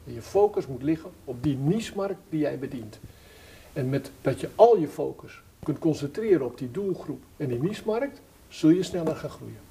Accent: Wolphaartsdijk, Zeeland, Netherlands; ik ben geboren in Zeeland, ik ben een Zeeuw van geboorte en ik ben naar mijn geboorteplaats gegaan. Welke? Mijn geboorteplaats is Wolvaartsdijk

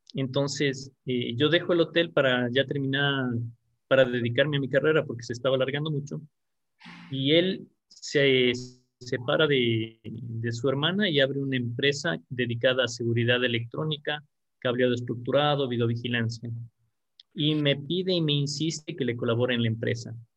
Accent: Quito, Pichincha, Ecuador; Yo nací aquí en Quito, en, la capital del Ecuador, y tengo actualmente 41 años.

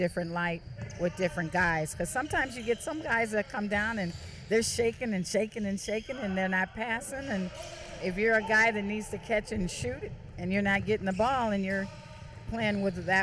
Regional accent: Kansas, United States; I'm from Kansas.

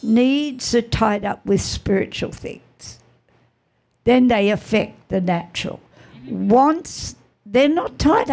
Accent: Australia; we're from Aussie

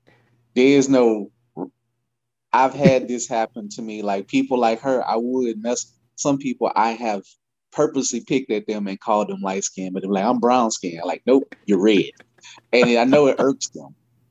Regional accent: Louisiana, United States; I grew up in Louisiana.

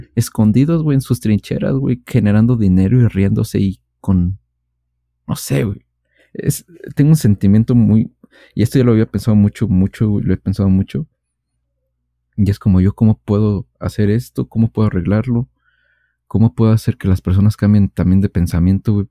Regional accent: Mexico; siendo mexicanos

